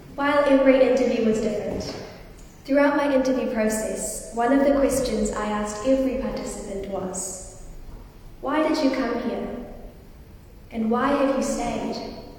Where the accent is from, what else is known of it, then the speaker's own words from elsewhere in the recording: Wellington, New Zealand; Growing up in Wellington